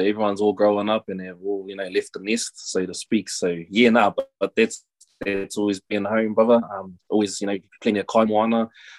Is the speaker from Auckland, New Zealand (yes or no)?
no; Kawhia, Waikato, New Zealand; also born or lived in Te Awamutu; I was born in a small town, Te Awamutu, south of Hamilton, and I was raised out in Kawhia by my grandparents.